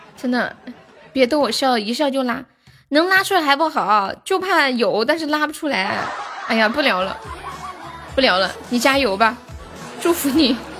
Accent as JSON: {"language": "Chinese", "region": "Sichuan", "country": "China", "said": "你咋个晓得我是四川的"}